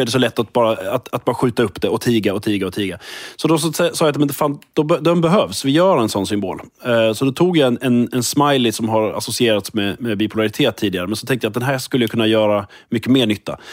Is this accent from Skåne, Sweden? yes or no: yes; Skåne, Sweden; accent: Scanian; also born or lived in Lund; jag är liksom född och uppvuxen i Skåne och bor i Skåne och liksom är Skånepatriot